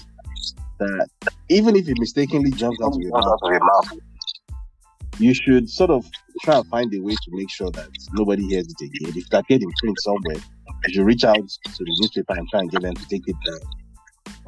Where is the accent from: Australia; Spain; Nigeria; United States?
Nigeria; moved away; as a result of our Nigerian identity, which we simply can't run away from, it's in our skin color, it's in our names, it's in our accents